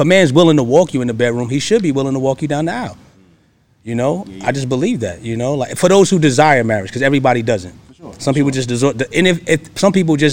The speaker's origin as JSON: {"language": "English", "town": "Hempstead", "region": "New York", "country": "United States", "tie": "born or raised there", "moved": "as an adult", "lives_now": "Georgia, United States", "said": "I am from Hempstead, Long Island, New York"}